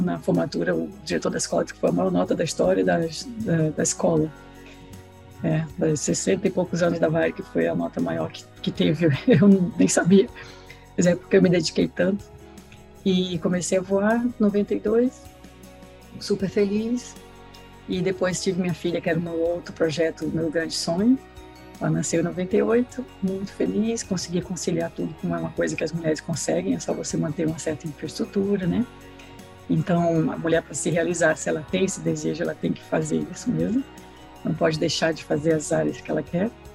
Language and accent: Portuguese; Recife, Pernambuco, Brazil; moved away as an adult; now in United States; eu sou de Recife, sou pernambucana